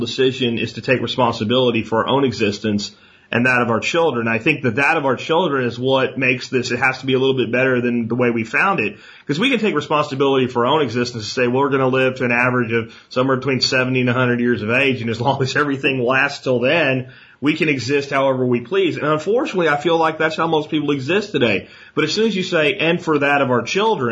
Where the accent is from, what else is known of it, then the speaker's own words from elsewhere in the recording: the coal region of Pennsylvania, United States; moved away as an adult; also born or lived in Texas; I grew up in the coal region of Pennsylvania.